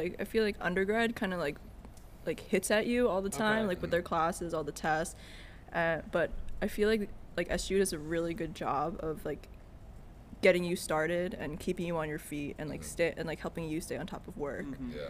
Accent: Philippines; I went to the Philippines, where I'm Filipino, so we went home, and like my parents lived in a northern village up top

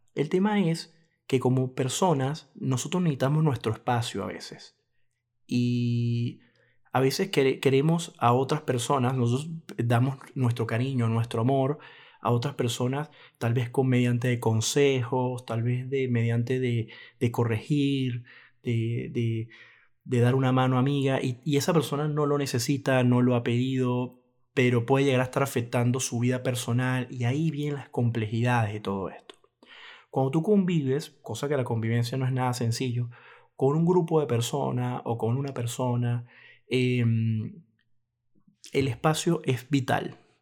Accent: Venezuela; mi país Venezuela

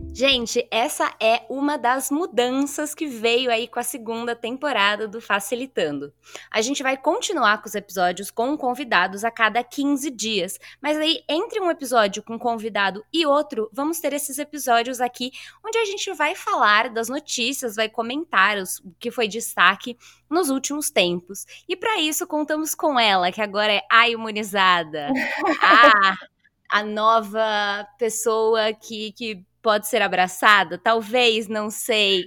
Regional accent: São Paulo, Brazil; a gente é daqui de São Paulo

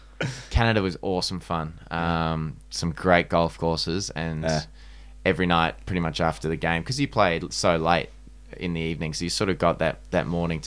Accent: Manly, New South Wales, Australia; I'm from Manly, so I'm way off the Shire.

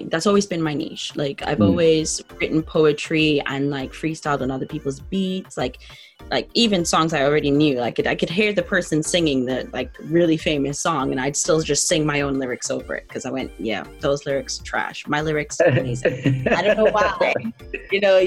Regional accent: Bahamas; moved away as an adult; now in London, United Kingdom; I was born and raised in the Bahamas.

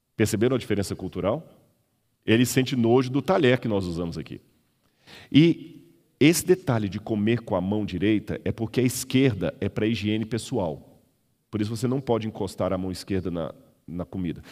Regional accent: Belo Horizonte, Minas Gerais, Brazil; Eu sou mineiro, de Belo Horizonte

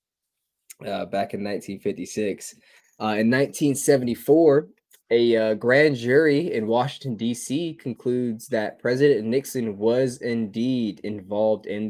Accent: Puerto Rico; Puerto Rico, my home country

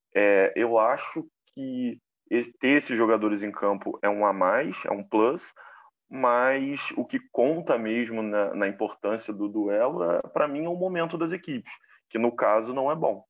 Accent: Brazil; a gente aqui como brasileiro

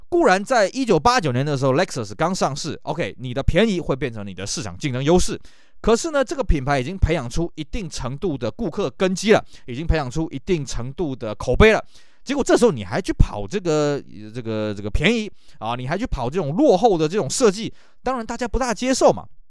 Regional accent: Taiwan; 在我们台湾这边

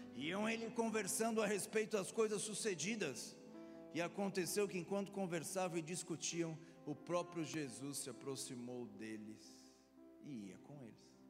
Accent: Florianópolis, Santa Catarina, Brazil; moved away; minha terra Florianópolis

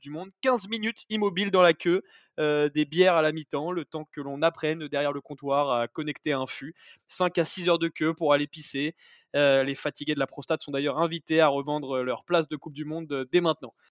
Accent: France; on est français

